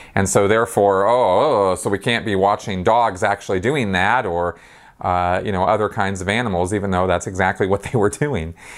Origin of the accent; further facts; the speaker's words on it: Los Angeles, California, United States; I come from Los Angeles and California